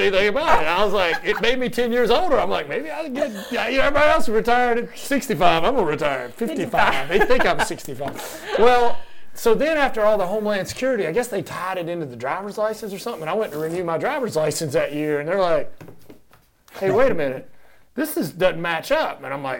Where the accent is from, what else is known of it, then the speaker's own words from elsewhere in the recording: Jacksonville, Florida, United States; born there; I was born in Jacksonville